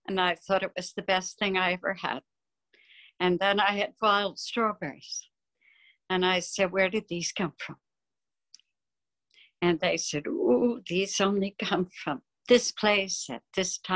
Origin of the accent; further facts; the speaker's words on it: New Jersey, United States; I grew up in New Jersey